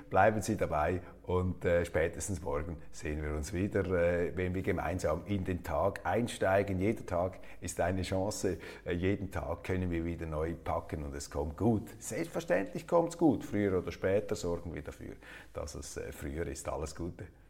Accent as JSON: {"language": "German", "country": "Switzerland", "said": "als Schweizer"}